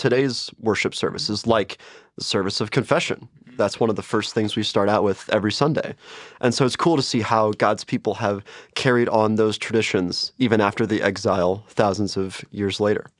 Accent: St. Louis, Missouri, United States; moved away; also born or lived in Chicago; I am from Saint Louis, Missouri, and I've gone to Lutheran schools my entire life, so Lutheran grade school, Lutheran high school

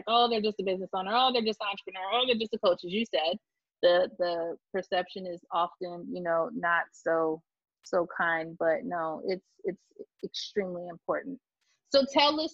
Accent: Florida, United States; I came from South Florida and there's a lot of Jewish, you know, people in South Florida.

